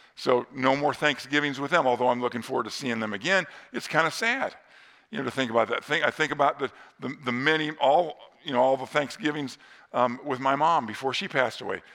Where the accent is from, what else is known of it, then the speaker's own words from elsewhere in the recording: northern Indiana, United States; near my hometown in northern Indiana